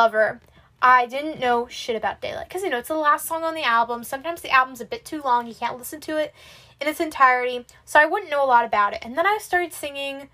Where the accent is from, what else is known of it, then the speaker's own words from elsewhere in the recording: Pennsylvania, United States; I'm also from Pennsylvania